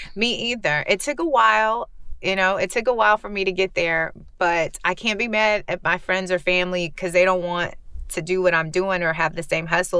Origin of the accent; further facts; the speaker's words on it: Central Texas, United States; also born or lived in Houston; I grew up in Central Texas